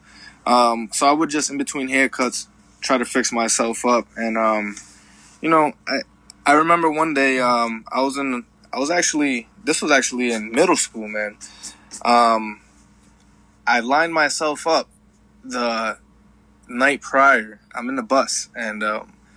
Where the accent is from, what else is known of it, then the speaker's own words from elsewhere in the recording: Woonsocket, Rhode Island, United States; this was in Woonsocket. my hometown